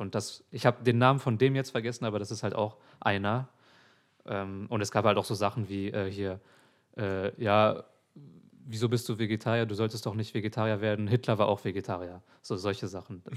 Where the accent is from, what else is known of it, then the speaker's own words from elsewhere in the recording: Hamburg, Germany; ich bin in Alsterdorf groß geworden.